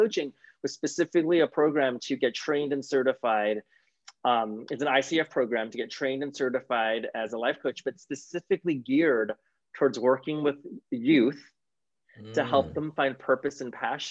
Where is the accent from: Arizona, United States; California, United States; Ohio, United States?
California, United States; Sacramento; moved away as an adult; also born or lived in Oakland, California / San Diego, California; now in Los Angeles, United States; I was actually born in Northern California. So I was in Oakland. Which is near San Francisco, and I grew up in Sacramento